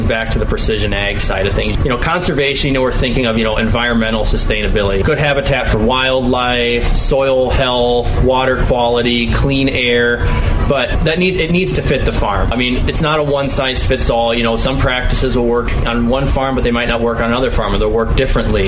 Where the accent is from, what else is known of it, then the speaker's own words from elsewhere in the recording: Driftless region, Midwest, United States; growing up in the Driftless region